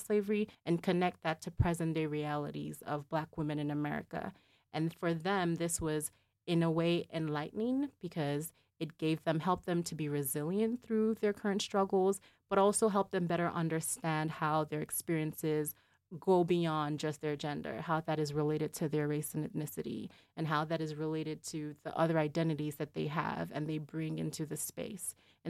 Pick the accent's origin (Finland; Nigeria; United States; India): Nigeria; So related to my identity as Nigerian American, I maintain a connection to home by working with organizations that provide services to survivors in that context.